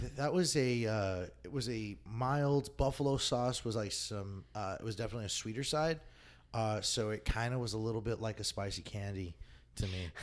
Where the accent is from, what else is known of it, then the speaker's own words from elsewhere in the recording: El Paso, Texas, United States; moved away; I'm originally from El Paso, Texas